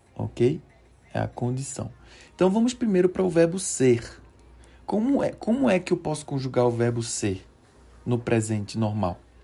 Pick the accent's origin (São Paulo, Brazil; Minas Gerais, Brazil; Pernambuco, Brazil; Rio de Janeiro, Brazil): Pernambuco, Brazil; Recife; moved away as an adult; now in Mexico; Sou natural de Recife, que é uma cidade que está na região nordeste do Brasil.